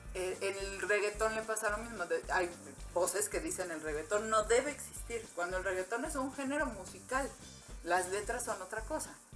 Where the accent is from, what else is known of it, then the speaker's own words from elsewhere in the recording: Mexico; nuestro país